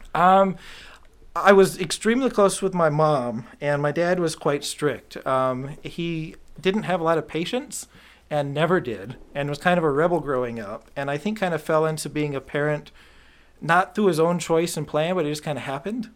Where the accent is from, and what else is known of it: Clarkston, Michigan, United States; born or raised there; also born or lived in Rochester, Michigan / Canton, Michigan